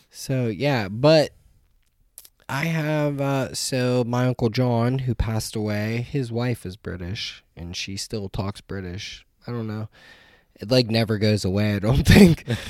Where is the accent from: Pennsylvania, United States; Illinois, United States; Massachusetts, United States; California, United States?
Pennsylvania, United States; New Castle; moved away; an hour north of Pittsburgh